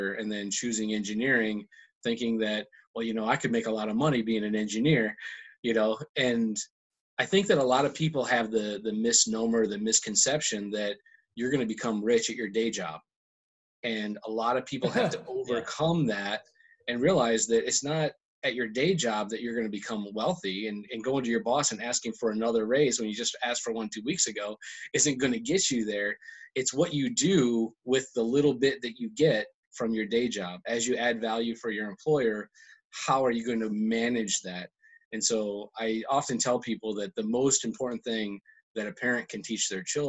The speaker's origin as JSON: {"language": "English", "region": "Michigan", "country": "United States", "tie": "born or raised there", "also_born_or_lived": "Detroit area, Michigan", "moved": "as an adult", "lives_now": "New Jersey, United States", "said": "I was born and raised in Michigan, kind of a rural area, and went to college in the Detroit area"}